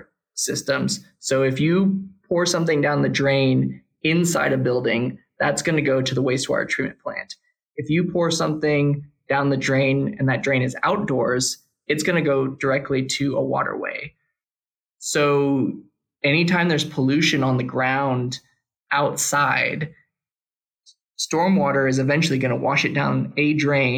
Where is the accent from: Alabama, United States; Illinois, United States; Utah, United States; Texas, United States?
Texas, United States; Austin; I'm from Austin. I actually grew up in the flight path to Mueller